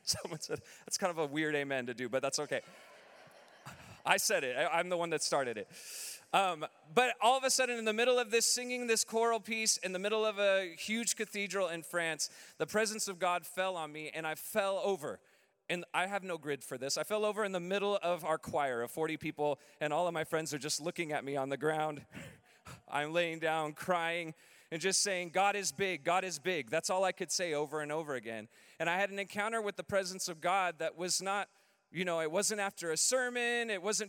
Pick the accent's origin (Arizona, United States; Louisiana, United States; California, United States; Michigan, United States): California, United States; Southern; moved away as an adult; We're originally from Southern California